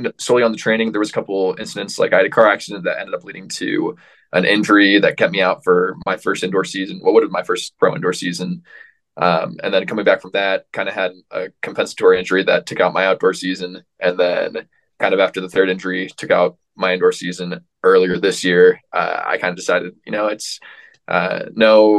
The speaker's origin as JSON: {"language": "English", "region": "Ohio", "country": "United States", "tie": "born or raised there", "also_born_or_lived": "South Carolina / Atlanta", "moved": "as an adult", "lives_now": "Baltimore, United States", "said": "I'm originally from Ohio, grew up there, born and raised"}